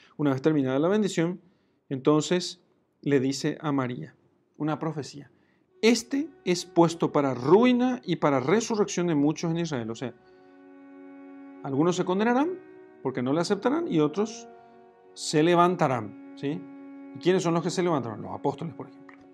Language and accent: Spanish; Paraguay; como se dice en mi país, en Paraguay